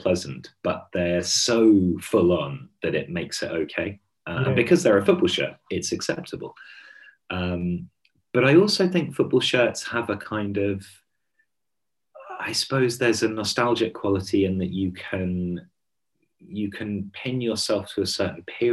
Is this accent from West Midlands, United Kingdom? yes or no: no; Hampshire, South East England, United Kingdom; moved away; I'm from Hampshire originally, and back there now, actually.